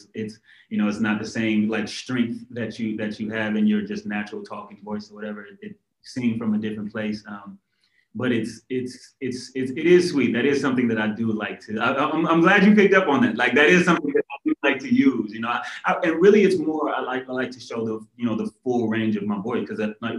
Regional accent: Inglewood, California, United States; I'm from Inglewood, California

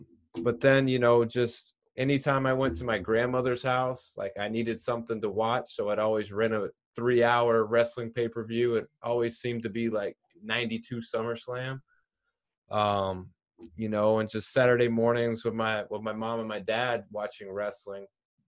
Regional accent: Fraser, United States; But growing up in Fraser, I had two friends, Zach and Bobby Legg.

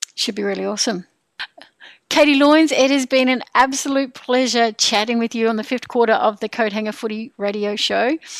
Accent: New Zealand; now in Sydney, Australia; I'm a Kiwi.

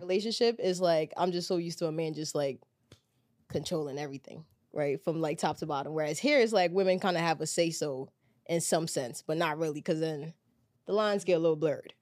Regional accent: Ghana; now in United States; growing up back home, I was born in Ghana

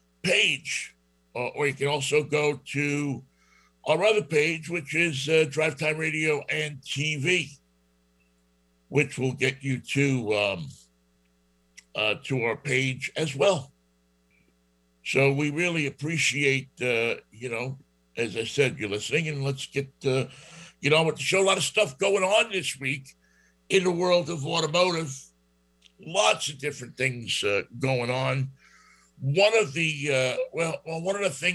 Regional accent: New York, United States; accent: New York; moved away; also born or lived in Berkeley, California; my New York accent

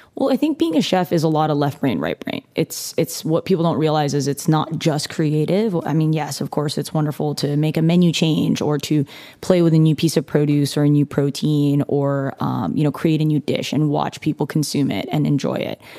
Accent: California, United States; moved away as an adult; now in Austin, United States; I grew up in California

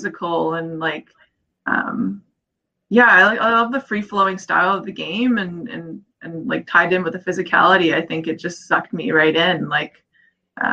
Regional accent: Victoria, British Columbia, Canada; I grew up in Victoria, BC, which is a kind of the most warm part of Canada

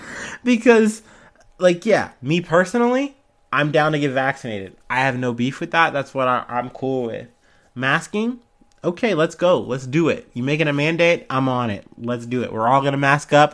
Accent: United States; I'm an American

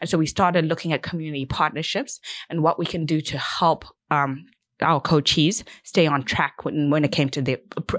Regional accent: Zimbabwe; this is something I had always done as a child growing up in Zimbabwe, and I wanted to continue to give back.

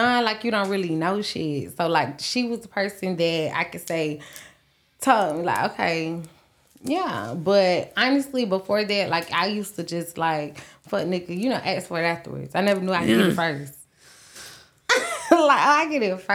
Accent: Jacksonville, Florida, United States; I'm from Jacksonville.

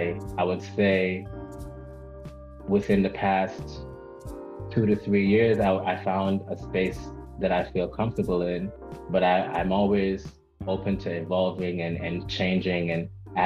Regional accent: Antigua & Barbuda; also born or lived in Guyana / New York, United States; I was born in New York. I am a West Indian. My mom is from Antigua. My dad is from Guyana. I was raised in Antigua and Guyana as a child. So I'm very West Indian centered.

